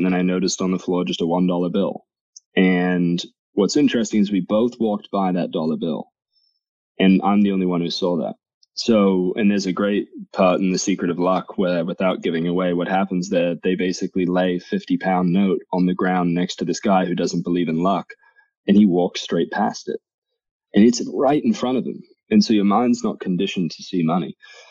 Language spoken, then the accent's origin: English; England, United Kingdom; now in Boise, United States; I'm English. I've had Jags my whole life. And then we decided we were moving to Boise.